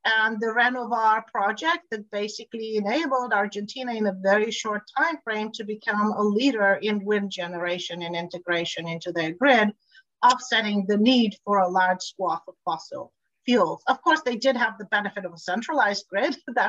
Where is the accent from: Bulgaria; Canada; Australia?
Bulgaria; I'm Eastern European. I come from Bulgaria originally.